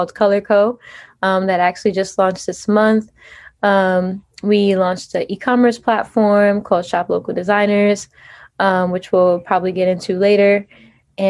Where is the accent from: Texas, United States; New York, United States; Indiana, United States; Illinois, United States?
New York, United States; New York City; moved away as an adult; also born or lived in Milan, Italy; I actually was born and raised in New York City, born in Queens, New York, grew up in Queens, and moved to Italy when I was about 19 years